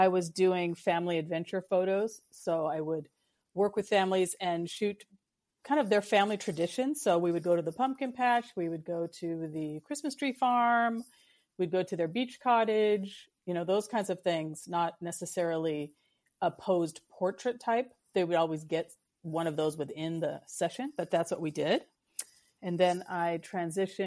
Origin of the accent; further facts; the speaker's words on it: West Coast, United States; also born or lived in Pacific Northwest; I live in the Pacific Northwest and I grew up on the West Coast.